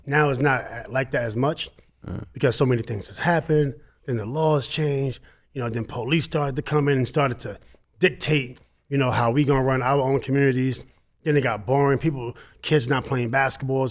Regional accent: New York City, New York, United States; Growing up, you know, in the largest federal housing project in America

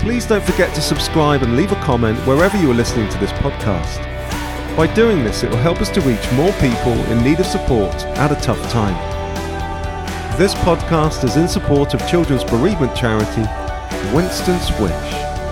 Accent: Cambridge, East of England, United Kingdom; that is my hometown

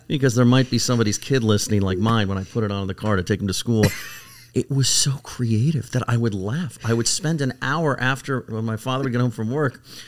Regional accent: California, United States; moved away; I'm from California originally

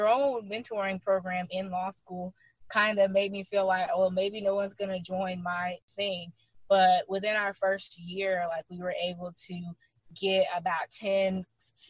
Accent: Birmingham, Alabama, United States; I am born and raised in Birmingham, Alabama

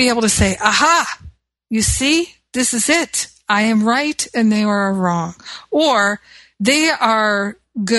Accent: United States; because I'm American

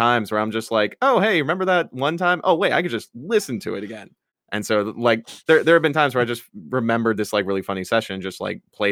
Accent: Westfield, Indiana, United States; moved away as an adult; now in Los Angeles, United States; I'm from Westfield, Indiana. Grew up there for half my life.

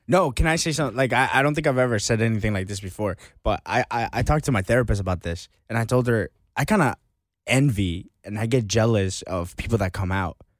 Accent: United States; growing up in America

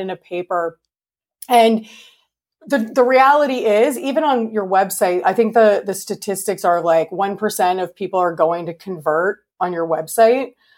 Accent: Canada; I'm Canadian.

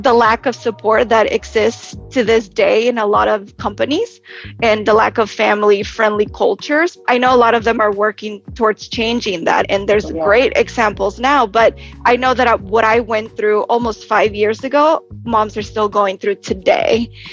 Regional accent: Texas, United States; moved away as an adult; now in New York, United States; I'm originally from Texas, moved to New York after graduating college

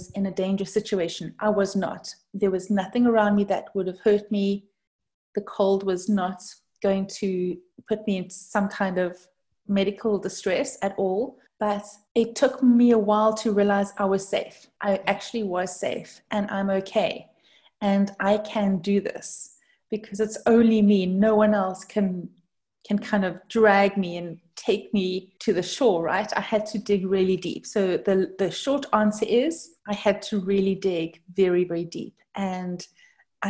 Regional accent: South Africa; moved away; I'm actually from South Africa. And that's the cause for the different kind of accent.

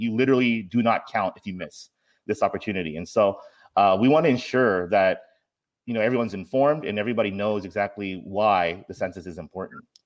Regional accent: Anchorage, Alaska, United States; now in Seattle, United States; I grew up in Anchorage, Alaska

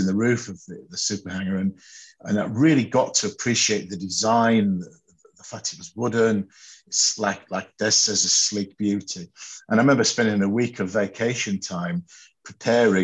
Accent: Doncaster, Yorkshire and the Humber, United Kingdom; I was born in Doncaster and grew up close to RAF Finningley

